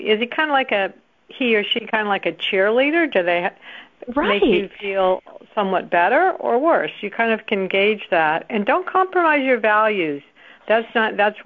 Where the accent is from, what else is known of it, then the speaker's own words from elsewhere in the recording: Rhode Island, United States; I lived in Rhode Island